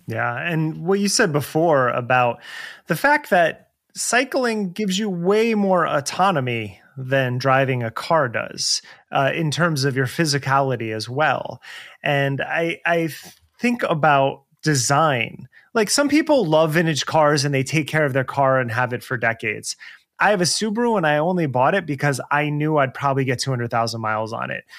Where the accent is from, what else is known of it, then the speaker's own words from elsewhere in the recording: New Jersey, United States; growing up in New Jersey